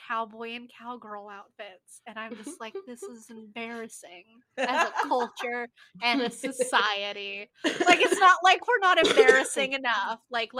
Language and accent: English; United States; we're all three of us are American in the culture, because that's what we were born into, but none of us are American in heritage